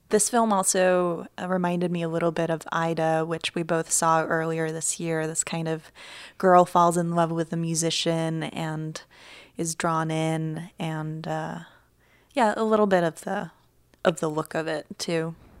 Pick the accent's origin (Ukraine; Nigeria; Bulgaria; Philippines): Ukraine; moved away; I grew up in Ukraine